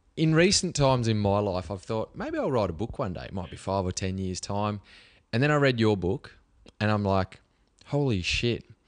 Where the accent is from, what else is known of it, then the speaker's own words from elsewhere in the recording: Cobar, New South Wales, Australia; from Cobar, like a country kid